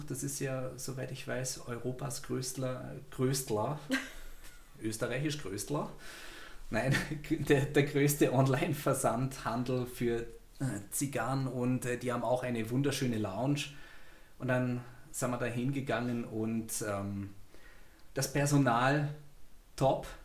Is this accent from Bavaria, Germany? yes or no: yes; Bavaria, Germany; Und ich, ja, wir kommen aus der Nähe von München